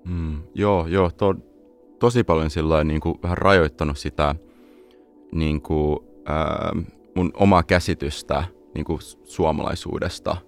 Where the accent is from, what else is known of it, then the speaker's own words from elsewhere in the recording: Los Angeles, California, United States; moved away as an adult; also born or lived in Espoo, Finland / San Francisco; now in Finland; kun mä olin kahdeksan vuotta vanha, mä äh, muutin perheen kautta tota, Los Angelesiin, ja siellä kasvoin